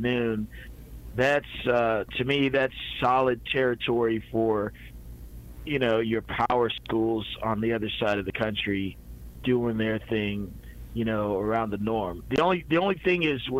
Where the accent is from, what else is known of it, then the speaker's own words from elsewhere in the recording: the South, United States; moved away as an adult; also born or lived in Seattle / Portland; I'm from the South.